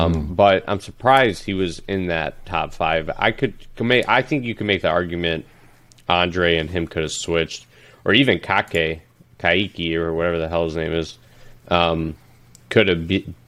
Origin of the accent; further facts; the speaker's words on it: Iraq; No, I'm not from Iran. I'm from Iraq.